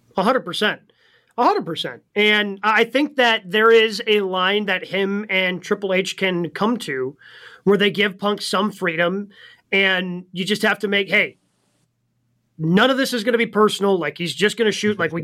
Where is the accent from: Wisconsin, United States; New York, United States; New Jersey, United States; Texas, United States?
Wisconsin, United States; Milwaukee; WWE SmackDown is going to be right here in my hometown of Milwaukee tomorrow night